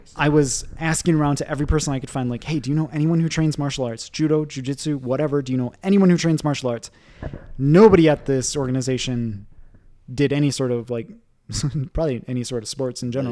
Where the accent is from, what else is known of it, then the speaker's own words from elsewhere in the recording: Michigan, United States; moved away as an adult; also born or lived in Japan / Boston / Ecuador / Geneva; in Michigan, in my hometown, we, we do have one